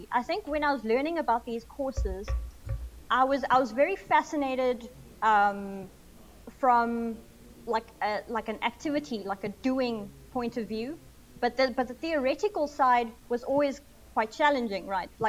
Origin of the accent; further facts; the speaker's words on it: South Africa; growing up in South Africa, there's a lot of pressure to get a job that pays after you finish um, university